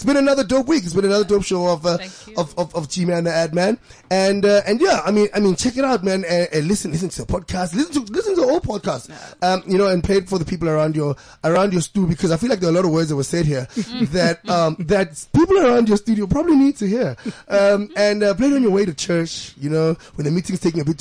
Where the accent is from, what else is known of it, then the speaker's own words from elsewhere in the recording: Johannesburg, Gauteng, South Africa; I'm from Middleland Zone 9